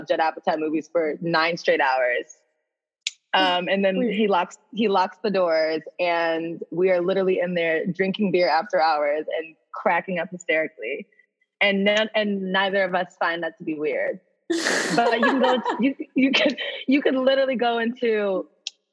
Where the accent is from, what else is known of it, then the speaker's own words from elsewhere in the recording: United States; I'm American